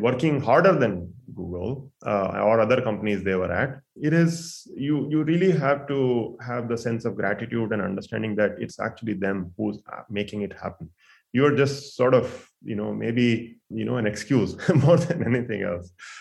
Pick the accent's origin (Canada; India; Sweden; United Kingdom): India; near Delhi, northern India; moved away as an adult; also born or lived in Bangalore, India / Arizona, United States; now in Silicon Valley, United States; I grew up in India. I went to school there. I even worked mostly north part of India, near and about Delhi.